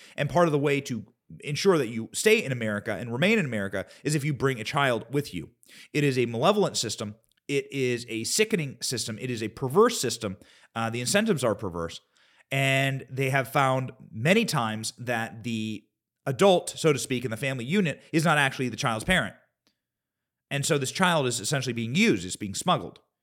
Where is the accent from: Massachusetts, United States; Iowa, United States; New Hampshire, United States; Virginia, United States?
Iowa, United States; Shueyville; I grew up in a town of Shueyville, Iowa.